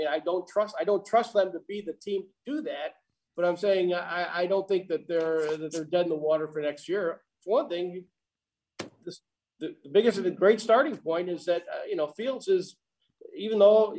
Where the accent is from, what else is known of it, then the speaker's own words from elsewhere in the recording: Chicago, Illinois, United States; moved away as an adult; also born or lived in Columbia, Missouri / Little Rock, Arkansas / St. Louis, Missouri; I'm from Chicago